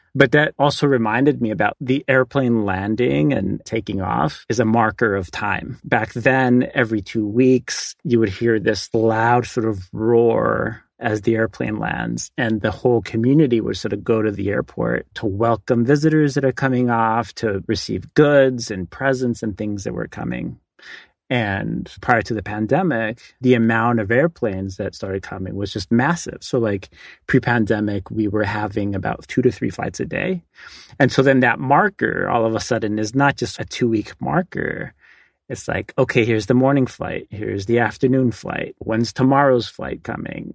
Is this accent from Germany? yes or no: no; Hanga Roa, Valparaíso, Chile; I was born on Rapa Nui.